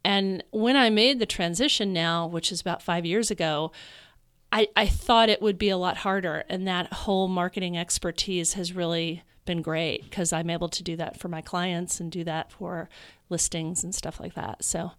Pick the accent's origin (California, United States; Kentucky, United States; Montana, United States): Kentucky, United States; Louisville; moved away as an adult; also born or lived in New York City; now in Chicago, United States; I'm from Louisville, Kentucky.